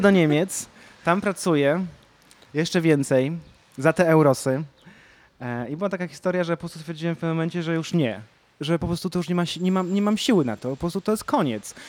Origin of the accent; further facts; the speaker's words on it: Kraków, Lesser Poland, Poland; pochodzę z Krakowa